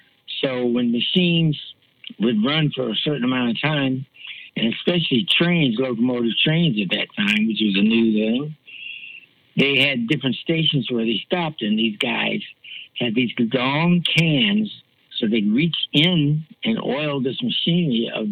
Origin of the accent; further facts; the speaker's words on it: Columbus, Ohio, United States; Well, I grew up with a big family, so a lot of that stuff I was kind of protected from, because I grew up with a really big family.